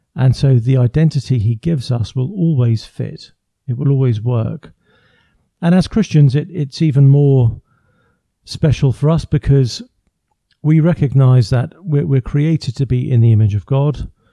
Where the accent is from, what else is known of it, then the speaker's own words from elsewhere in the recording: England, United Kingdom; first language English; I come from England, so born and raised in England. I live just outside London, near Windsor.